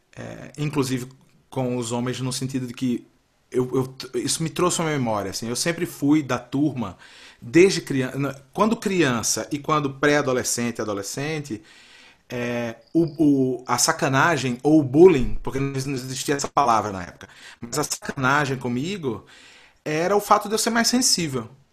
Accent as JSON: {"language": "Portuguese", "town": "Recife", "region": "Pernambuco", "country": "Brazil", "tie": "born or raised there", "also_born_or_lived": "São Paulo / Minas Gerais", "moved": "as an adult", "said": "eu nasci numa cidade que é uma cidade de praia"}